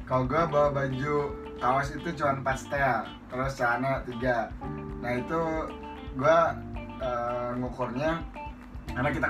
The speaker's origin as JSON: {"language": "Indonesian", "region": "Riau Islands", "country": "Indonesia", "said": "gue perjalanan sama dia gue lebih lama lagi soalnya gue kan dari Kepri kalau dia dari Aceh"}